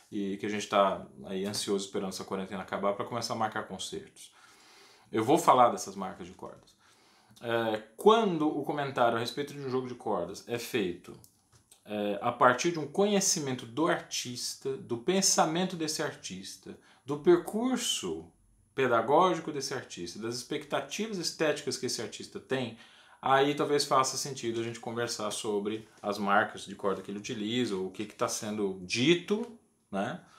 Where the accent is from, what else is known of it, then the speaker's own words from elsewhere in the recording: Goiás, Brazil; Eu sou goiano, eu me formei na escola da professora Maria das Graças Almeida de Araújo Lima, a famosa Graça Lima